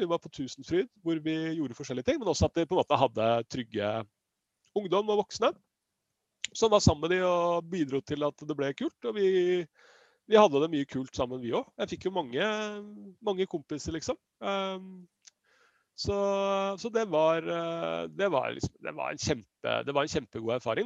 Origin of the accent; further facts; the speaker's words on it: Siggerud, Akershus, Norway; Jeg er jo fra Sigrud